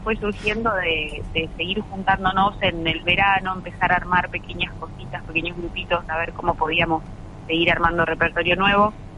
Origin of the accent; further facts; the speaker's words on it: Buenos Aires and surroundings, Argentina; Nosotras somos casi todas de Buenos Aires y alrededores